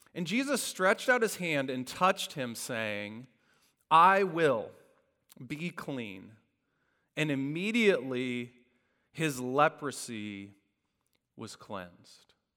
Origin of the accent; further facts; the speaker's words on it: Indiana, United States; I grew up in Indiana